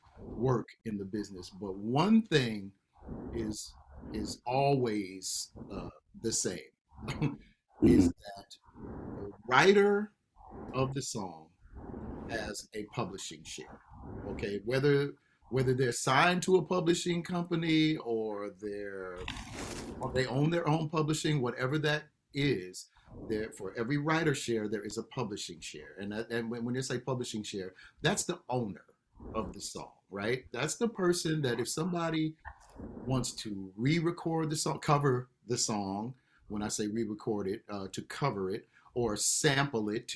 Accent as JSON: {"language": "English", "town": "Los Angeles", "region": "California", "country": "United States", "tie": "born or raised there", "moved": "yes", "lives_now": "Atlanta, United States", "said": "on KJLH or, you know, y'all in my hometown"}